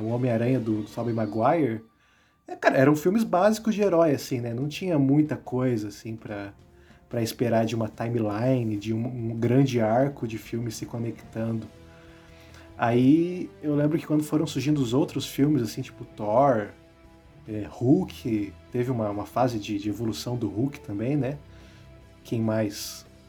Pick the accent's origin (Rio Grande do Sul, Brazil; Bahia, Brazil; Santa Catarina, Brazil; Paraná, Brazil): Paraná, Brazil; interior of; accent: light interior (caipira) accent; moved away as an adult; now in Curitiba, Brazil; estou morando aqui em Curitiba também, mas eu vim do interior do Paraná. Né, talvez vocês notem isso pelo, pelo meu sotaque leve, que às vezes, às vezes fica até imperceptível que eu sou do interior